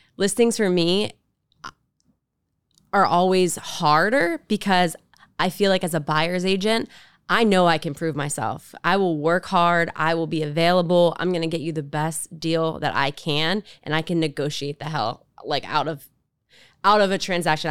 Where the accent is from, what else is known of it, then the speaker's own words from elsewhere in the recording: Pittsburgh, Pennsylvania, United States; growing up in the South Side, being the city kid